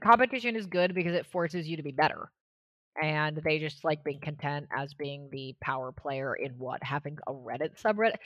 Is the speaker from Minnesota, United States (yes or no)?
no; Washington, United States; moved away; I grew up in Washington State, uh, I lived for a long time in D C East Coast area